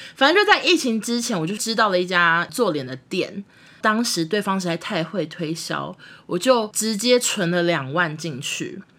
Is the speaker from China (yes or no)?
no; Taiwan; accent: Taiwanese; 我们讲话口音非常的台湾